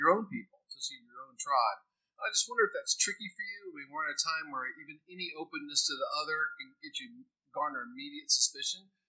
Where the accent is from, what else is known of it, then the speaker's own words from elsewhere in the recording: Pittsburgh, Pennsylvania, United States; I'm from Pittsburgh